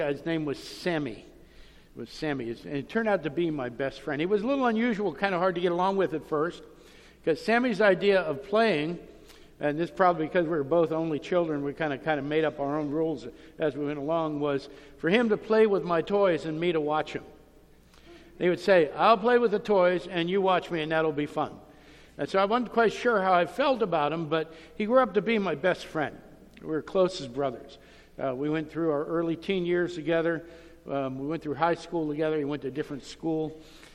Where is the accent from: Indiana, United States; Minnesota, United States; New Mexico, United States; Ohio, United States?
Ohio, United States; Youngstown; I grew up in Youngstown, Ohio